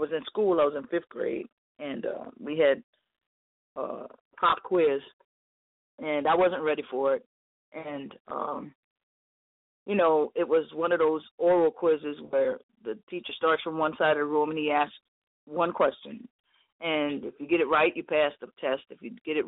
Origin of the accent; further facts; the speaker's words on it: New Orleans, Louisiana, United States; I grew up in the Treme, and there was basically a funeral home and a ballroom, you know, on every corner